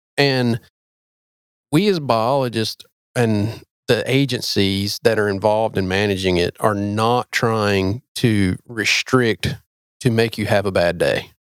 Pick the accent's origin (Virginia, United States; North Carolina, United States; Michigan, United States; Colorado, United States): North Carolina, United States; I am from North Carolina, but not from there